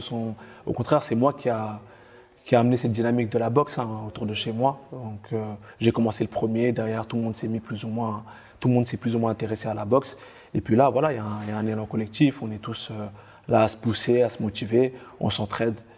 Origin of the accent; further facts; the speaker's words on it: France; on est beaucoup de Français